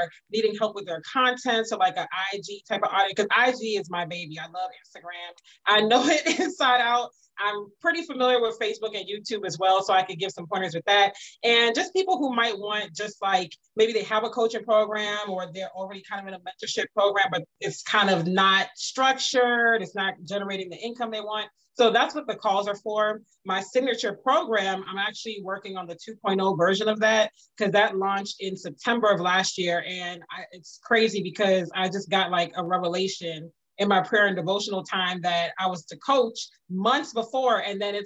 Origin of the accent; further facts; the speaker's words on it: Prince George's County, Maryland, United States; also born or lived in Washington, D.C. / Virginia / Pennsylvania; now in Atlanta, United States; I'm originally from Washington, D.C. I grew up primarily in Prince George's County, even spent many years in Virginia, lived in Pennsylvania, Virginia, before my family moved to Atlanta